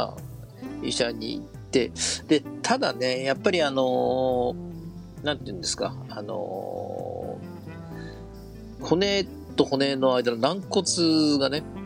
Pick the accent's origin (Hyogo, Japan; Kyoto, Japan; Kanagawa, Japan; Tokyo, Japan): Tokyo, Japan; Ogikubo; 我々の生まれ育った荻窪